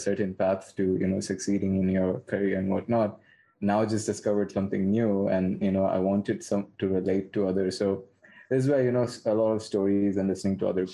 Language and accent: English; India; moved away; I'm originally from India